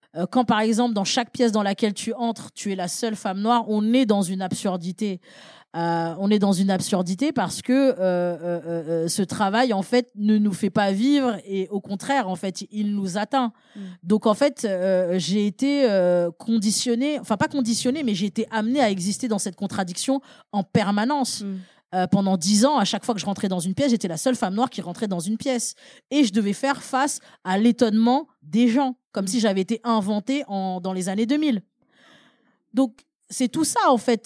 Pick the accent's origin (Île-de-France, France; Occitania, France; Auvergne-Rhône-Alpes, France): Île-de-France, France; Paris; je suis née à Paris 20e